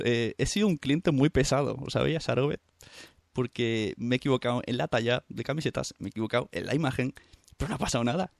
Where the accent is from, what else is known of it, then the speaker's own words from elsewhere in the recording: Santa Coloma de Gramenet, Catalonia, Spain; en el mismo pueblo que yo, en Santa Coloma